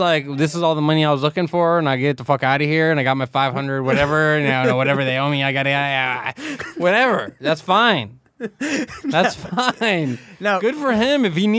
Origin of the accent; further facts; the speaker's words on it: Miami, Florida, United States; I'm from Miami, Florida